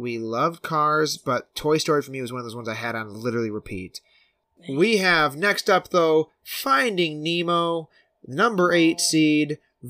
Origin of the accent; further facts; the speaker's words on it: Detroit, Michigan, United States; moved away; I was from Detroit